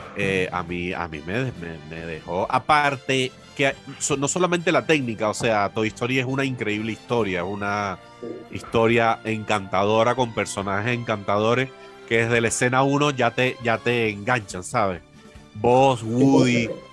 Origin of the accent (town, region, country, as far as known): Cuba; born or raised there; moved away as an adult; now in Venezuela